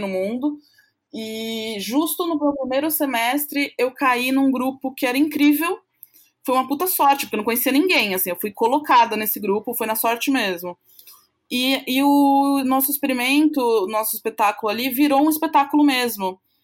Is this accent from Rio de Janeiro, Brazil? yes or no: no; São Paulo, Brazil; eu sou paulista aqui de São Paulo, né, paulistana, São Paulo capital